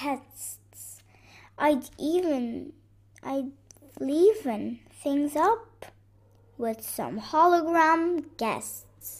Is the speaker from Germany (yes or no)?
no; Beirut, Beirut Governorate, Lebanon; I'm 7 years old and I'm from Lebanon, Beirut